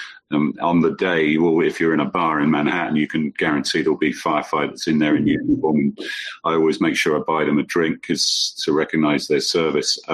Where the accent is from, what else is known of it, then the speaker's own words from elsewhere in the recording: United Kingdom; now in United States; my home country, the UK